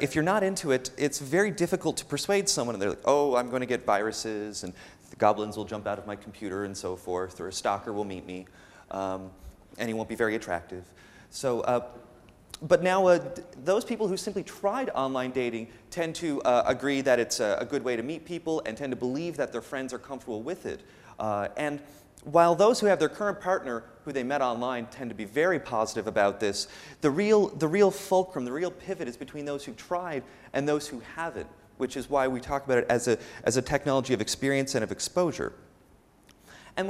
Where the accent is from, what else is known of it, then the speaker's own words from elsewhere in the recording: Canada; moved away; I'm from North America. I'm from Canada